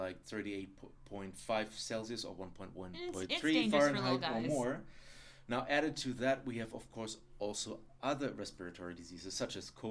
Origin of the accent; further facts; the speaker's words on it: Germany; accent: German; English is a second language; the more I speak English, the more I fall back into my German accent